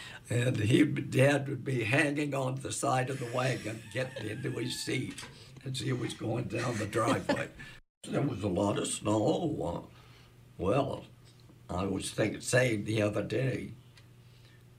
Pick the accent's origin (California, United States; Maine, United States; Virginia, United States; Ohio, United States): Maine, United States; Belfast; I was born on July 2nd, 1929, on my father's birthday, in Belfast on 37 Congress Street. And that was where I grew up